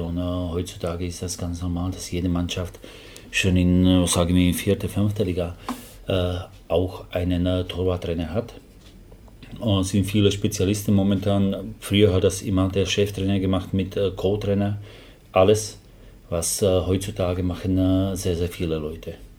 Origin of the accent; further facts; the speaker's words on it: Slovakia; German is a second language; moved away as an adult; now in Germany; ich komme aus der Slowakei